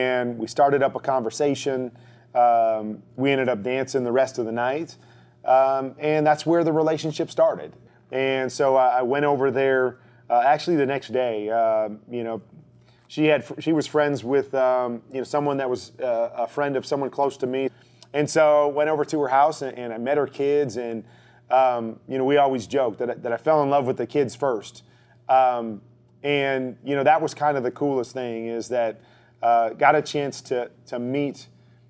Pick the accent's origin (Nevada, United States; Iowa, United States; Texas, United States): Iowa, United States; I grew up in Iowa. I'm a Midwest kid, you know, small little town